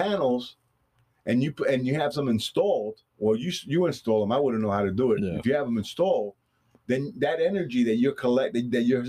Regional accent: Vero Beach, Florida, United States; we're Floridians from Vero Beach.

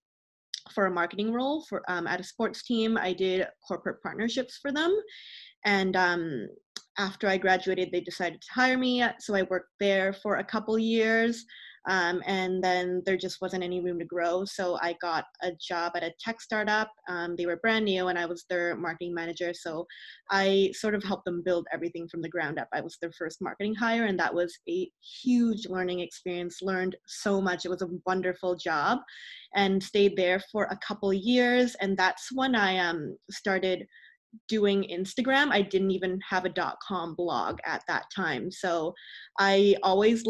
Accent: Burnaby, British Columbia, Canada; So I grew up in Greater Vancouver. I've been here, lived here all my life. I grew up in the burbs though, so in Burnaby

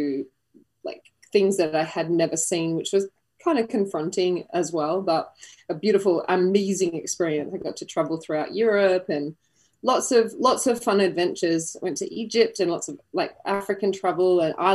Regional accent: Geraldton, Western Australia, Australia; moved away; I was born in a very small country town called Geraldton on the west coast of Australia

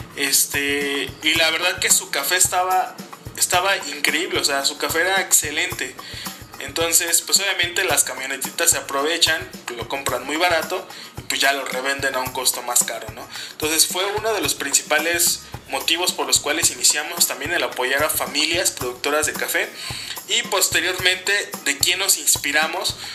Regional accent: Cuernavaca, Morelos, Mexico; also born or lived in Mexico City; yo soy de Cuernavaca, vivimos en Cuernavaca, Morelos

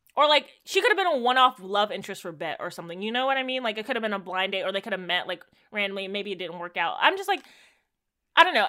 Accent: Jamaica; as a Jamaican

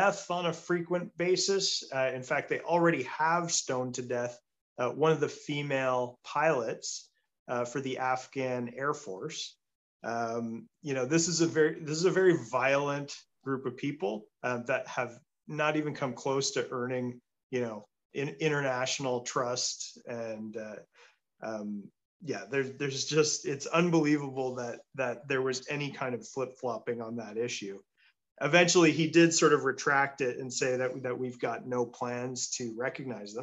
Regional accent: Peterborough, Ontario, Canada; my hometown of Peterborough

